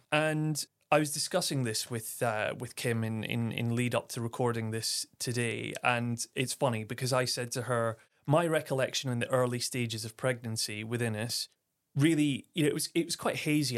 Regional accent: Aberdeen, Scotland, United Kingdom; moved away; also born or lived in Clapham, London; I'm born and raised in Aberdeen, Scotland, the northeast of Scotland

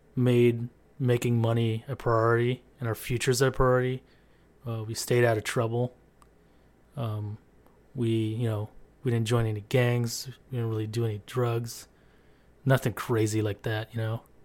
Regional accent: San Diego, California, United States; I grew up in San Diego, California

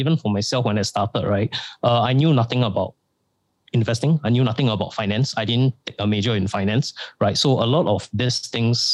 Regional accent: Singapore; me being born in Singapore

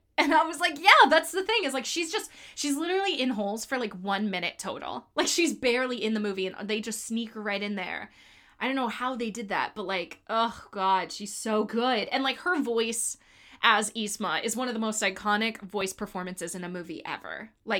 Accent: Miami, Florida, United States; I'm from Miami.

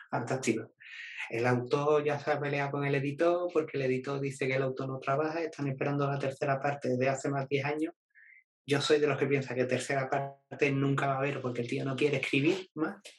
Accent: Jerez de la Frontera, Andalusia, Spain; now in Seville, Spain; yo soy de Jerez

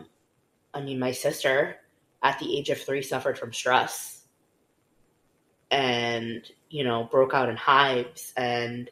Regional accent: Pembroke Pines, Florida, United States; I grew up in Pembroke Pines, mm-hmm. which was up and coming at the time. And I went to the same elementary school, same middle school, same high school.

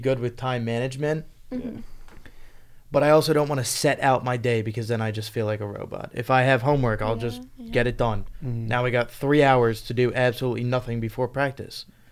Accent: Virginia, United States; moved away as an adult; now in Pennsylvania, United States; I'm from Virginia

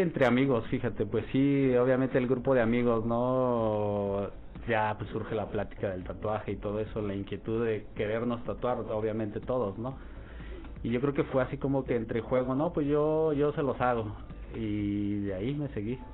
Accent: Jalisco, Mexico; also born or lived in Mexico City; now in Torreón, Mexico; Soy de Jalisco

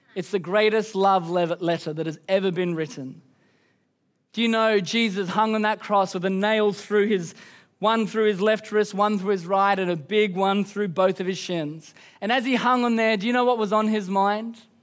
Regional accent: Queensland, Australia; I'm from Queensland

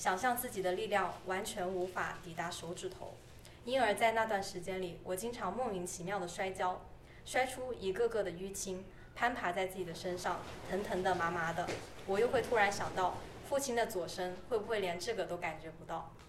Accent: Shenzhen, Guangdong, China; now in Toronto, Canada; 我是深圳人，

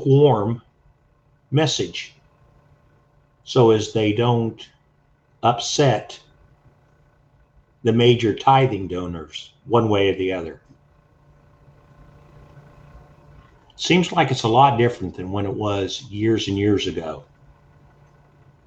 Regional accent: United States

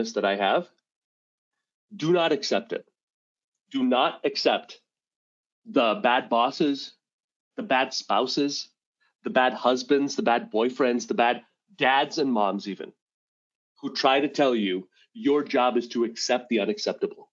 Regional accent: Montreal, Quebec, Canada; moved away as an adult; now in Rochester, United States; I grew up in Montreal, Quebec. I live in Rochester, New York, and I've lived in America since 2006, but I grew up in Montreal

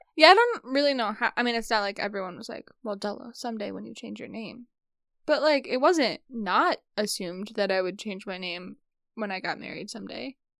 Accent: Midwest, United States; we're Midwestern

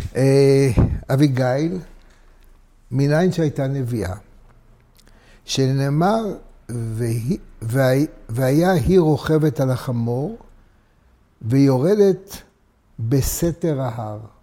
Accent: Jerusalem, Jerusalem District, Israel; אני נולדתי בדסה הר הצופים

